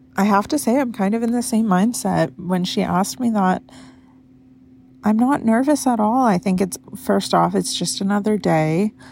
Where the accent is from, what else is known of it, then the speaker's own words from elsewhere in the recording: Carmel, California, United States; now in Oregon, United States; We went to my hometown of Carmel, California to spend time with my family